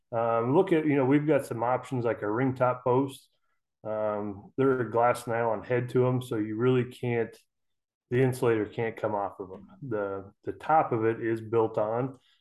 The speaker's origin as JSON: {"language": "English", "area": "Custer County", "region": "Central Nebraska", "country": "United States", "said": "I'm from Central Nebraska, uh, Custer County, right in the middle of Nebraska."}